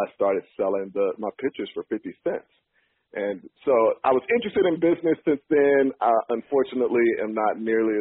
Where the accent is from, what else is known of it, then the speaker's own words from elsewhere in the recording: Chattanooga, Tennessee, United States; moved away as an adult; also born or lived in New York; I am originally from Chattanooga, Tennessee. I grew up there